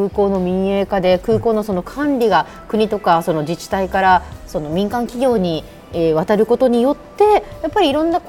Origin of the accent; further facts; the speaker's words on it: Nagasaki, Japan; それから私あの地元長崎ですけど、はい、長崎は島が多いので、